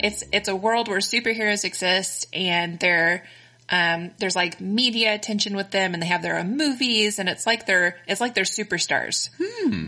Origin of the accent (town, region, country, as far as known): Texas, United States; accent: Texan; also born or lived in Connecticut